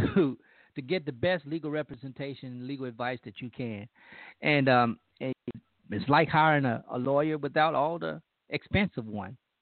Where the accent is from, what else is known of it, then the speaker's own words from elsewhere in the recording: Louisiana, United States; moved away; my home state